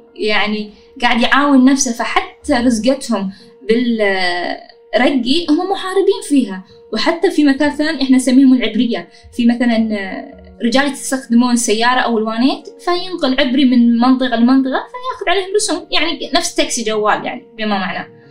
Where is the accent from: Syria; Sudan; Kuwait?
Kuwait; أنا بشكل عام البدون